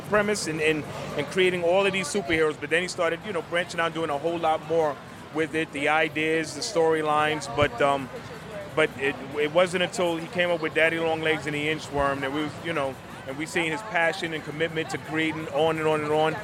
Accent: New York City, New York, United States; I grew up in the Bronx

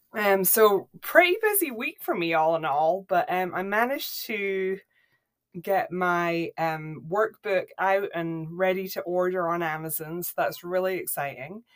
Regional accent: Scotland, United Kingdom; moved away; I grew up in Scotland

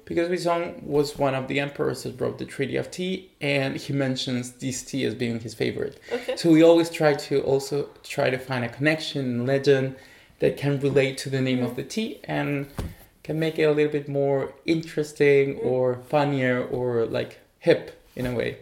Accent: Chile; also born or lived in Taiwan; now in Berlin, Germany; I'm originally from Chile.

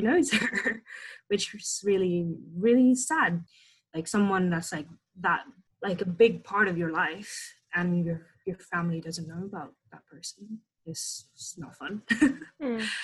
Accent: Indonesia; I was born and raised in Indonesia

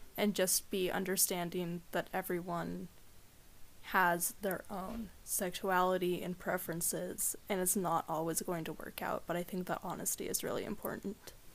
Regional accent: Seattle, Washington, United States; now in Trout Lake, United States; I grew up in Seattle

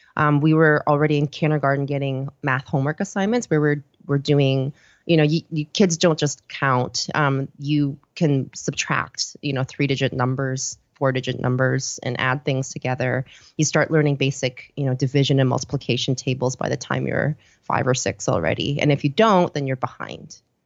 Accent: Vancouver, British Columbia, Canada; also born or lived in Seoul, South Korea / Copenhagen, Denmark; I was born in Seoul, uh, South Korea, uh, and then when I was around, um, I did grade school there until I was around, uh, seven, and then we moved over, uh, to Vancouver, um, after that. And, um, we, I went to school and finished stuff off there

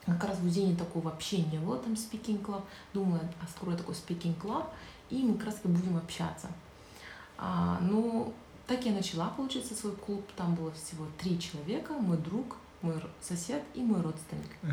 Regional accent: Zhanaozen, Mangystau Region, Kazakhstan; Я же родом с Жанаузина

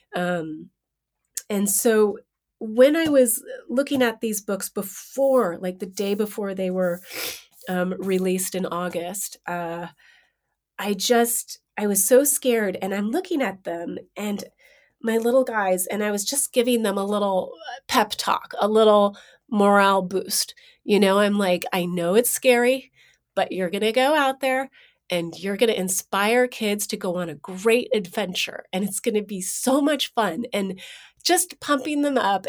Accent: San Francisco, California, United States; also born or lived in New York; I was born in San Francisco

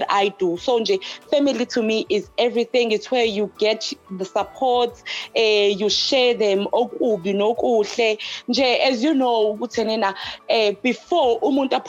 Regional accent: Hammarsdale, KwaZulu-Natal, South Africa; now in Pietermaritzburg, South Africa; Born and raised in Hammersdale, currently I'm living in PMB.

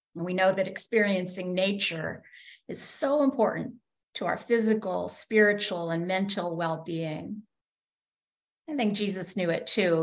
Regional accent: Kansas, United States; moved away; When I was growing up in Kansas

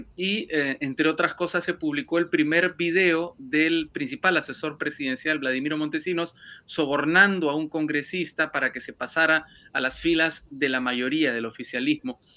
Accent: Peru; moved away as an adult; now in Madrid, Spain

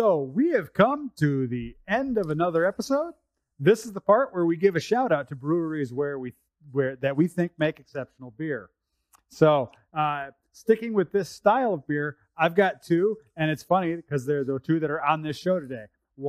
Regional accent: United States; now in Canada; I'm originally from the States

